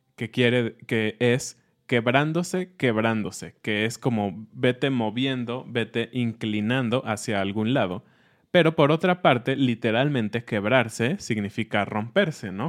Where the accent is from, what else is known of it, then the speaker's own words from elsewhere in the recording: Mexico; siendo mexicanos